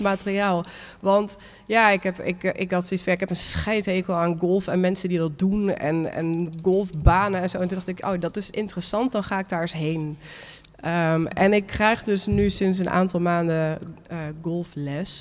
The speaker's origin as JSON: {"language": "Dutch", "town": "Nijmegen", "region": "Gelderland", "country": "Netherlands", "said": "in Nijmegen, waar ik vandaan kom"}